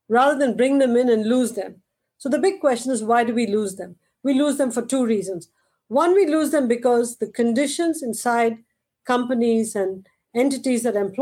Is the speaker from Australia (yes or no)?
no; India; moved away as an adult; now in United States; growing up in India